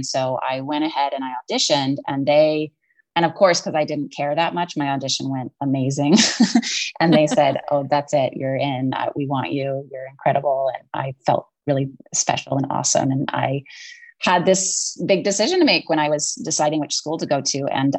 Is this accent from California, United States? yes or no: yes; Berkeley, California, United States; also born or lived in Connecticut; now in Los Angeles, United States; I grew up in Berkeley, California, very intellectual, delightful town. I miss its weather a little bit living in LA.